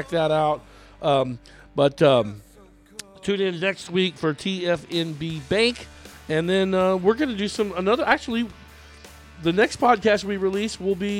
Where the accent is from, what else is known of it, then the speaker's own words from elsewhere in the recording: Austin, Texas, United States; also born or lived in Williamson County, Texas; I live in Williamson County now. And I grew up in North Austin